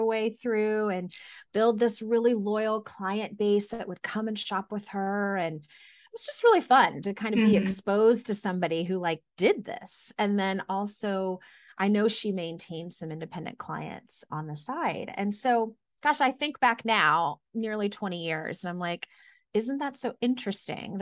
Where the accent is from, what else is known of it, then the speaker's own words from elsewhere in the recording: Irving, Texas, United States; now in Boston, United States; I grew up in Irving, Texas, which is a suburb of Dallas